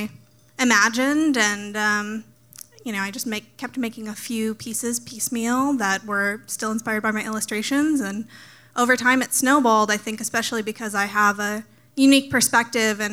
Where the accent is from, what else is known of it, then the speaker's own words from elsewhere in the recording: Lincoln, Nebraska, United States; I'm also born and raised in Lincoln, Nebraska